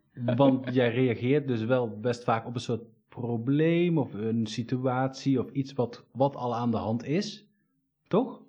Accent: Eindhoven, North Brabant, Netherlands; ik kom uit Eindhoven

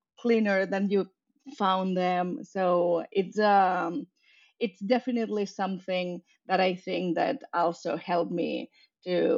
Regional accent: Barcelona, Catalonia, Spain; moved away as an adult; I am from Barcelona and I grew up between Barcelona in Spain and a little town 2 hours north in the coast.

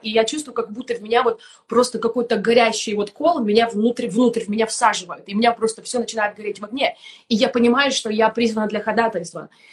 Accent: Kramatorsk, Donetsk Oblast, Ukraine; moved away; also born or lived in Germany / Estonia; я сама из Донецкой области, город Краматорск

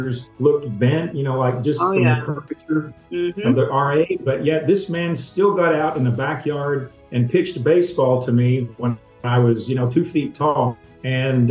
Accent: Tennessee, United States; growing up in the South and from being from Tennessee, I grew up around these people who ate for taste

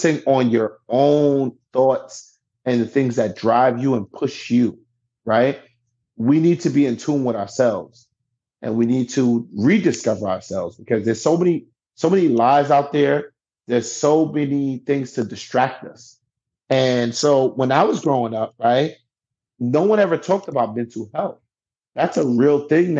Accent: New York City, New York, United States; I'm from the East Side.

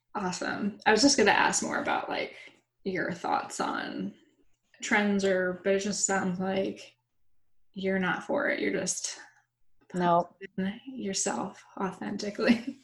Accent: Florida, United States; moved away; I'm from Florida originally

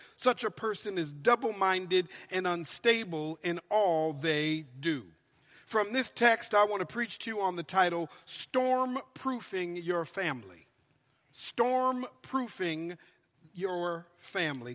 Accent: Minnesota, United States; moved away as an adult; also born or lived in Louisiana; now in California, United States; I've lived in California now for 13 years, but I'm originally from Minnesota

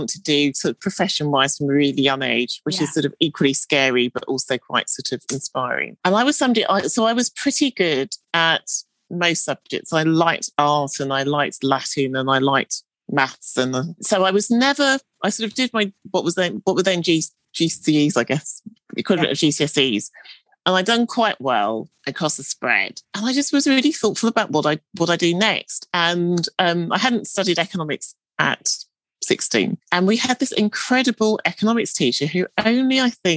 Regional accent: London, United Kingdom; I grew up in East London

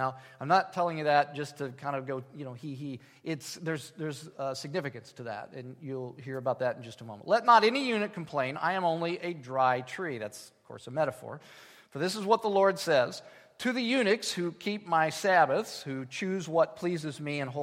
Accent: United States; As American people

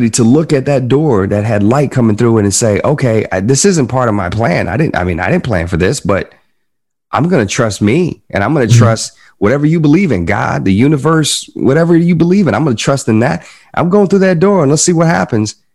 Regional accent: the South, United States; accent: Southern; And it's interesting because I was born and raised in the South, man. And when you look at old clips of me at 19, 20, 21 years old, I had, I, I talked like this. I had like a little bit of a southern

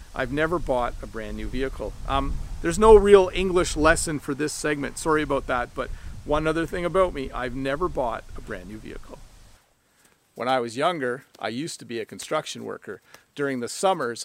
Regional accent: Canada; I was born in Canada, but my family is originally from Holland. I am the son of immigrant parents.

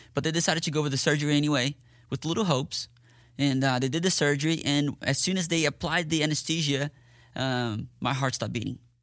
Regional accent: Curitiba, Paraná, Brazil; moved away as an adult; also born or lived in Dallas, Texas / Ennis, Texas; now in Fort Worth, United States; I was born in Dallas, Texas, but I grew up in Brazil.

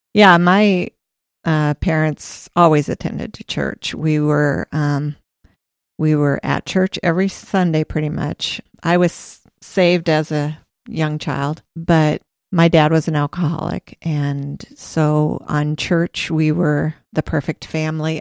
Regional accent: Des Moines, Iowa, United States; also born or lived in Cedar Rapids / Williamsburg; I was born in Des Moines, and we lived there for ten years, and then we moved to Cedar Rapids for two years, and then we moved to Williamsburg, and that's where I went to high school, junior high and high school

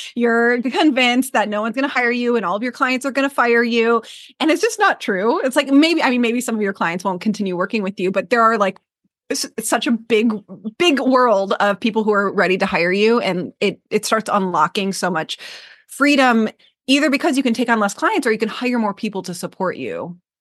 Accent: Michigan, United States; moved away as an adult; now in Maui, United States; I'm from Michigan

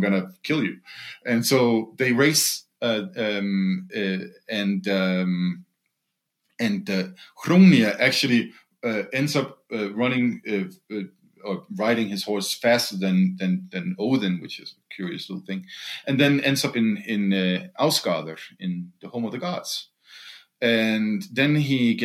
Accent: Denmark; moved away; also born or lived in Greenland; my home country, Denmark.

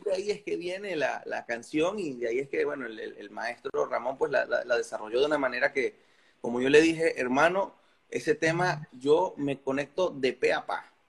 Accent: Carora, Lara, Venezuela; técnicamente soy larense, pero mi natalicio es, caroreño. Yo nací en mi pueblito de Carora

